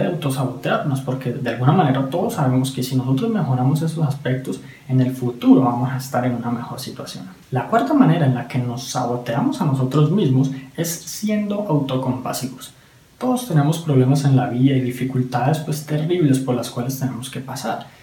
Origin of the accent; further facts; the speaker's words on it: Colombia; en mi país, Colombia